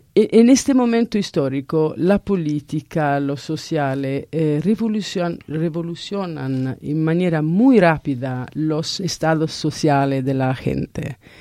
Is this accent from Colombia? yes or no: no; Italy; Spanish is a second language; yo soy italiana